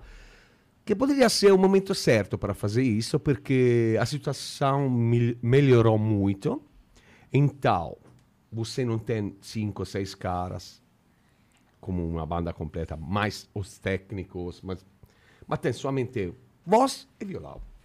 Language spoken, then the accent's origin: Portuguese; Italy; Portuguese is a second language; eu sou italiano